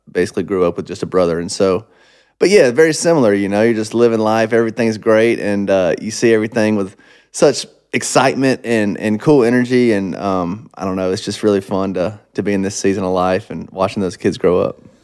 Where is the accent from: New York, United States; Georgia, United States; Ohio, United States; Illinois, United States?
Georgia, United States; Monroe; moved away; when I was growing up in Monroe, it was super small little farm town